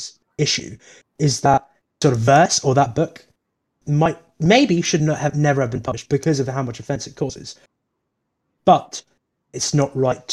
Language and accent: English; India; now in United Kingdom; I was born in India